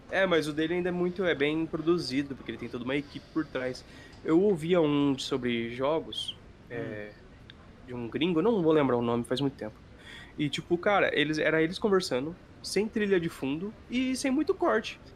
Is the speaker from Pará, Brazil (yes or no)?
no; Sapezal, Mato Grosso, Brazil; Sapezal é a cidade onde a gente mora, é, no interior do Mato Grosso